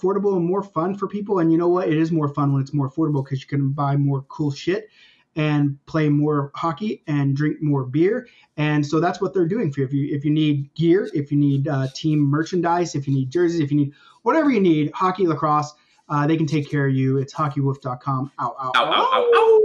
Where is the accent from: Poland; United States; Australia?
United States; now in Canada; I'm American too.